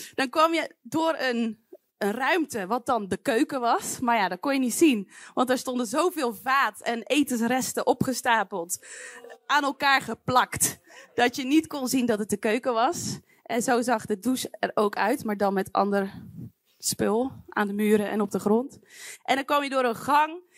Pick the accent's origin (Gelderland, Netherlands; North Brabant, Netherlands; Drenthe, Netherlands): North Brabant, Netherlands; Wijk en Aalburg; moved away; Ik ben opgegroeid in Wijk en Aalburg